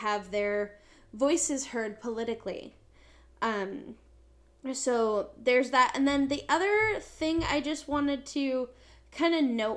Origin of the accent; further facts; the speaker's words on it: United States; I'm born and raised in America